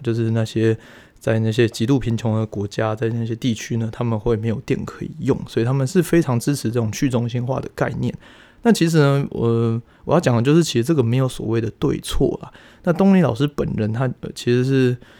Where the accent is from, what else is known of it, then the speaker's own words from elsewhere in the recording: Taiwan; 我们台湾人